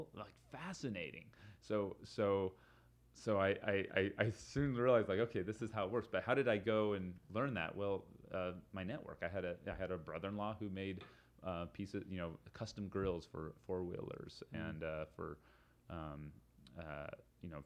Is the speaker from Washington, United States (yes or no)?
no; Salt Lake City, Utah, United States; here in my hometown of Salt Lake